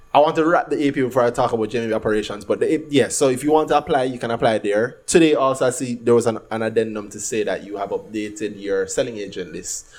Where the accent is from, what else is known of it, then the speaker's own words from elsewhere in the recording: Jamaica; We're from Jamaica